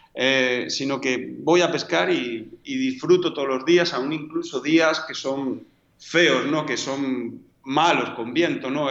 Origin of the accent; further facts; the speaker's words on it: Madrid, Community of Madrid, Spain; also born or lived in Galicia / Buenos Aires / Patagonia; now in Argentina; yo nací en Madrid